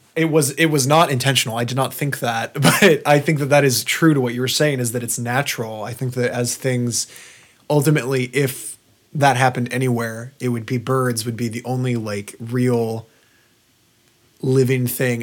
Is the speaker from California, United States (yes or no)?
no; Southern Oregon, United States; now in Portland, United States; actually in Southern Oregon near my hometown